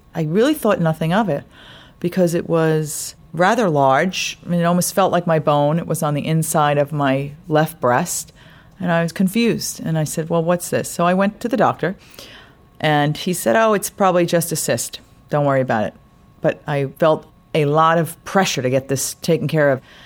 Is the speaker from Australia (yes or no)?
no; New York, United States; also born or lived in Long Island; I'm from New York. I live out on Long Island